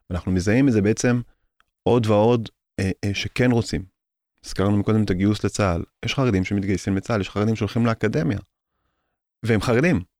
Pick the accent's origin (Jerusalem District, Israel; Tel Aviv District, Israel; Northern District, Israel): Jerusalem District, Israel; Jerusalem; אני יליד קטמונים